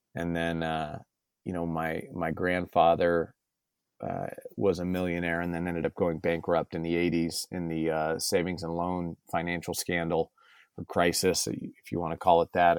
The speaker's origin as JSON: {"language": "English", "town": "San Diego", "region": "California", "country": "United States", "tie": "born or raised there", "said": "I was born and raised in San Diego, California, uh, proudly"}